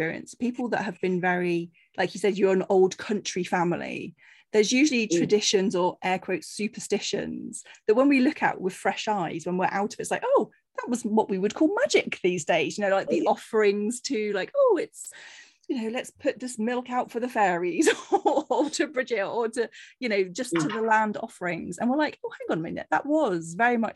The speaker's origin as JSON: {"language": "English", "area": "Cornwall", "region": "South West England", "country": "United Kingdom", "tie": "born or raised there", "moved": "yes", "said": "I grew up in Cornwall"}